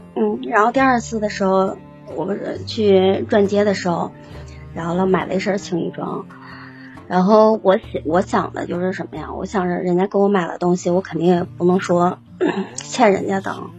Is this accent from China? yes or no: yes; Northeast China, China; 我是东北人啊